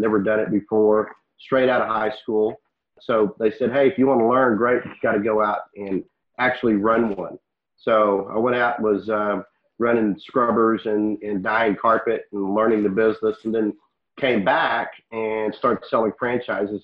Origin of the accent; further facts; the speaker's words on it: Waco, Texas, United States; Today's the headquarters in Waco, that's my hometown